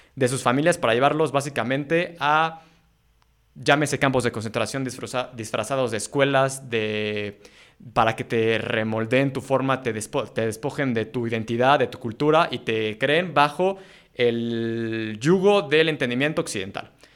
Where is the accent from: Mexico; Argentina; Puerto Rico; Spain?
Mexico; los mexicanos de aquí adelante